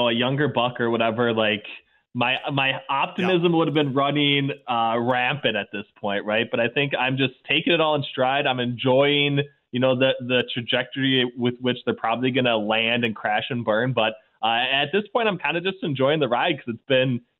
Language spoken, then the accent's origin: English; Minnesota, United States; as a young kid growing up in Minnesota